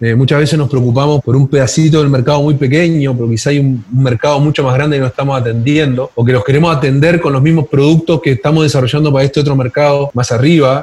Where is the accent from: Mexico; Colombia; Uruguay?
Uruguay; moved away as an adult; now in Chile; yo soy uruguayo y yo todavía recuerdo, hace mucho tiempo trabajar en el sector financiero en Uruguay